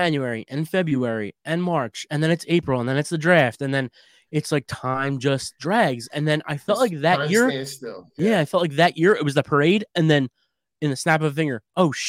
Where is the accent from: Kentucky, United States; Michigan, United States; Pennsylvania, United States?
Pennsylvania, United States; Philadelphia; I'm from South Philly